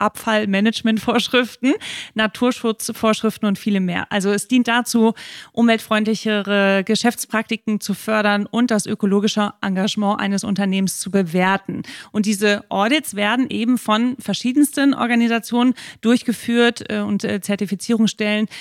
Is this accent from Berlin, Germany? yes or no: no; Hamburg, Germany; Ich komme aus der Stauhauptstadt Deutschlands, aus Hamburg